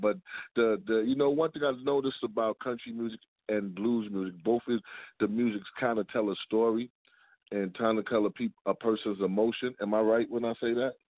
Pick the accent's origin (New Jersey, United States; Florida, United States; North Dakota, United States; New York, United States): New York, United States; New York City; also born or lived in Beaufort, South Carolina (family); I'm actually born in Harlem.